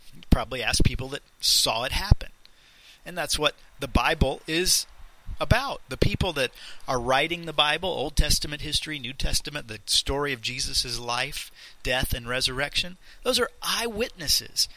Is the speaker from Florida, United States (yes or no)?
yes; Leesburg, Florida, United States; I was born in Central Florida, in Leesburg, to my parents